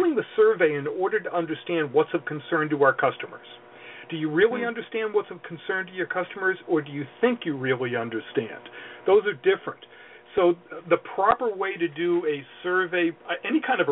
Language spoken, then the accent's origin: English; Boston, Massachusetts, United States; I'm from Boston, I got to say it right